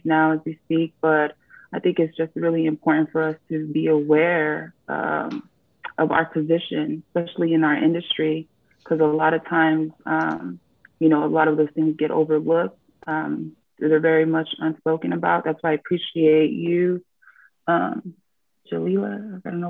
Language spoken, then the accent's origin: English; Tonga; I am from the South Pacific island of Tonga.